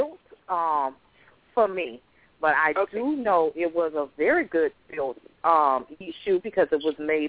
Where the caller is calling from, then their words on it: Miami, Florida, United States; I'm calling from Miami, Florida.